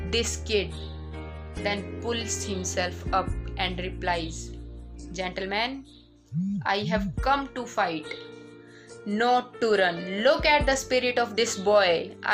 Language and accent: English; India; Our country, our country, India.